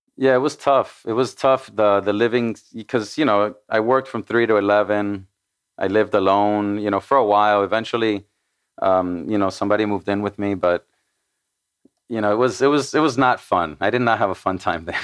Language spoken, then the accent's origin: English; Miami, Florida, United States; first language Spanish; English is a second language; I was born in Miami, Miami, Florida.